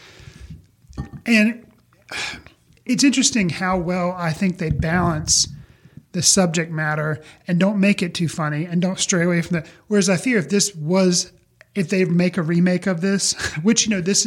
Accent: United States; me being an American

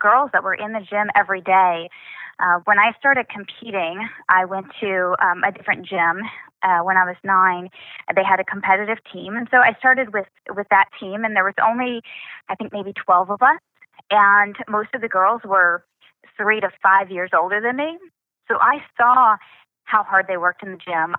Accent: Oklahoma, United States; also born or lived in Missouri; I really just kind of grew up in Oklahoma.

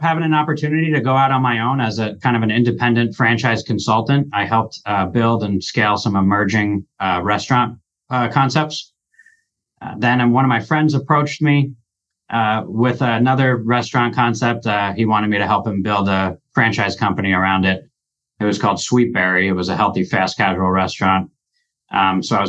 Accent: New Jersey, United States; moved away as an adult; now in Omaha, United States; I'm from New Jersey, born and raised

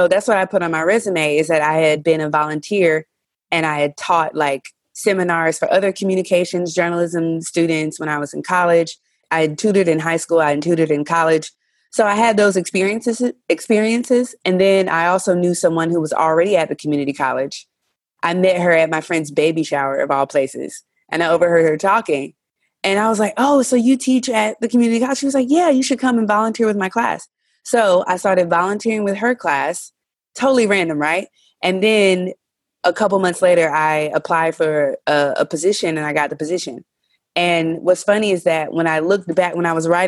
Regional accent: North Carolina, United States; moved away as an adult; now in China; I'm originally from North Carolina, born, raised, educated

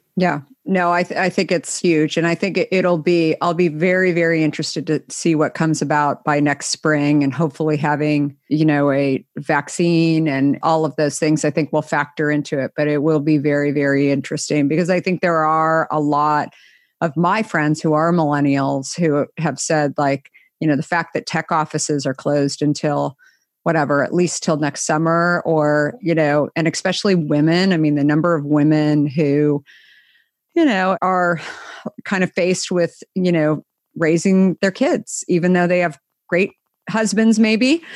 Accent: Scottsdale, Arizona, United States; also born or lived in New York / San Francisco; now in Marin County, United States; I grew up in Scottsdale

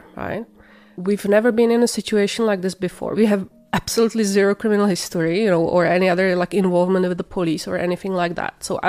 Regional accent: Czechia; moved away as an adult; now in Kitchener, Canada; We are from the Czech Republic. We came in 2015.

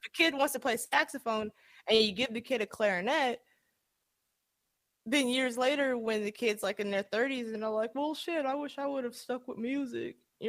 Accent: Atlanta, Georgia, United States; And so, because I'm from Atlanta, ordinarily, that's where I spent most of my, you know, my younger years.

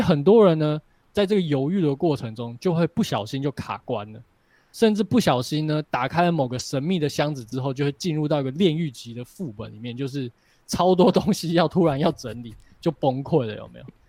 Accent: Taipei, Taiwan; moved away as an adult; now in Taichung, Taiwan; 我是从台北搬到台中嘛

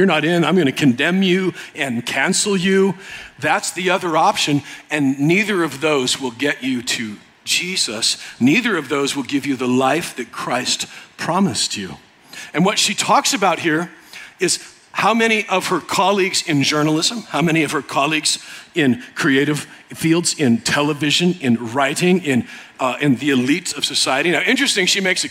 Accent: United States; I'm American

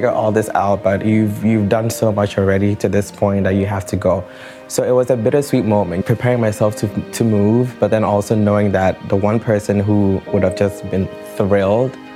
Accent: Ghana; moved away as an adult; I grew up in Ghana

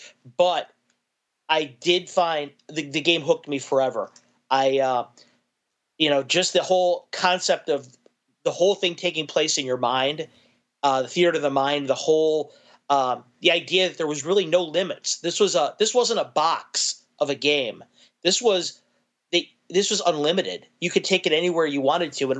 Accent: Chicago, Illinois, United States; I was born in Chicago, Illinois

